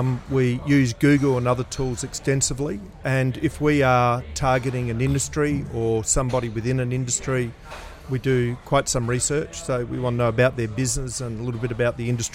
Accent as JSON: {"language": "English", "town": "Adelaide", "region": "South Australia", "country": "Australia", "tie": "born or raised there", "said": "I grew up in a family business. My parents had their own company in Adelaide, and started at the age of 5 cleaning"}